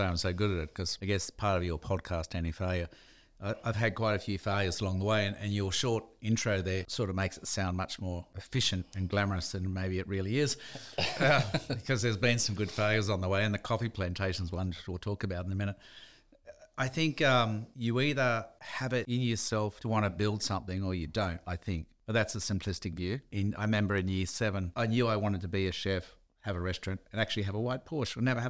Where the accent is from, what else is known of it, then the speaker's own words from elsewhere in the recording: Dee Why, New South Wales, Australia; there was a better life than a kid growing up in Dewey fighting for your lunch at school, literally sometimes